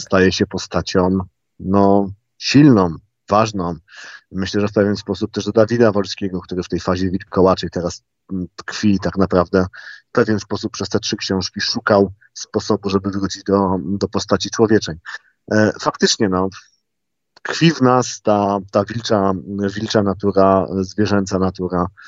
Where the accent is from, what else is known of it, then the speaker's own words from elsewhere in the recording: Gliwice, Silesian Voivodeship, Poland; moved away as an adult; Ja się urodziłem w Gliwicach